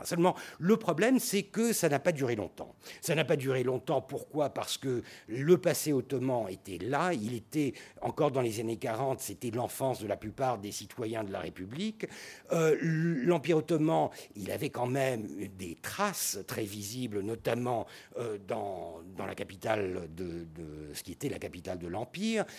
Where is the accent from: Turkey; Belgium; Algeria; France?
Turkey